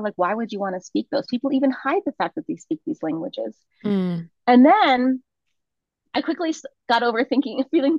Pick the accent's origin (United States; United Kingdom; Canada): United States; Virginia; first language Spanish; moved away as an adult; now in Bolivia; you can probably sniff out I'm not from here. I was raised in the States